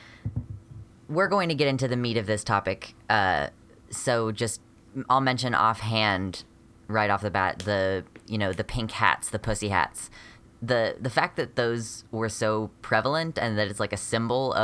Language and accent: English; United States; I am an American genderqueer transmasculine-ish person.